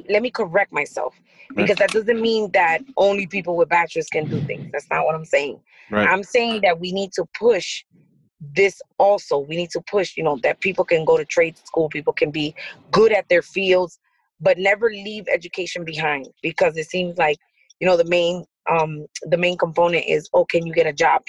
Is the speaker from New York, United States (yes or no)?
yes; New York, United States; now in Paterson, United States; I grew up in New York, but I live in Patterson.